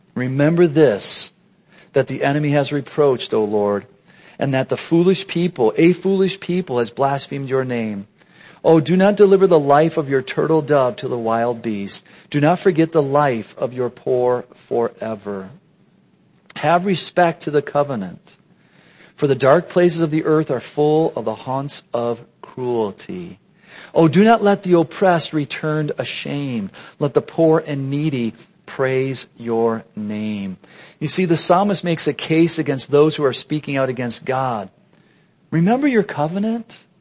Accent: United States

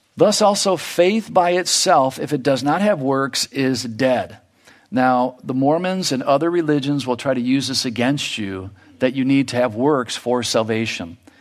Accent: United States; in our lives here as American

